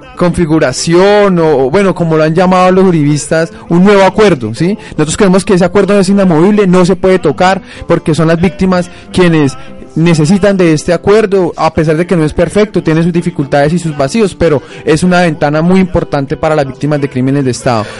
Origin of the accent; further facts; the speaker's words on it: Cajamarca, Tolima, Colombia; Yo, soy de Cajamarca